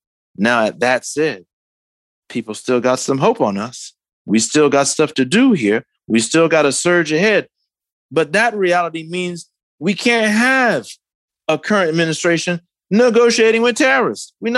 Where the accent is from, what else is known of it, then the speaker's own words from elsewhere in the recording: Detroit, Michigan, United States; but in my hometown in Detroit